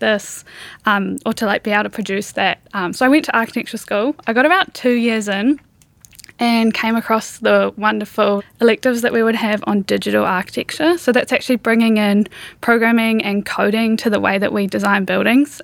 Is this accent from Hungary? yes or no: no; New Zealand; growing up in New Zealand